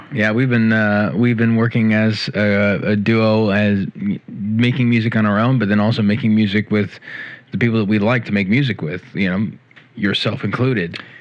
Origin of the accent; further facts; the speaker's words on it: Central California, United States; I can say this from the perspective of a Californian. And I grew up in Central California